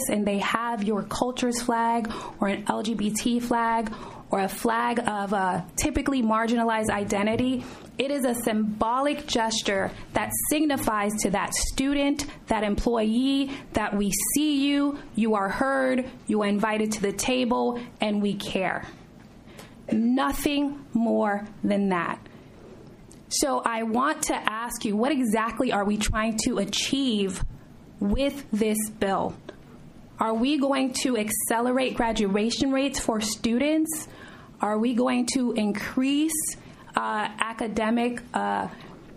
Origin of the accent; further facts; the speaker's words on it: South Florida, United States; I was born and raised in South Florida